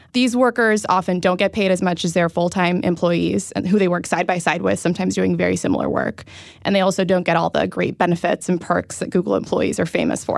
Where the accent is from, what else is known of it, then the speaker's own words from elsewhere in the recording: Silicon Valley, California, United States; I'm from Silicon Valley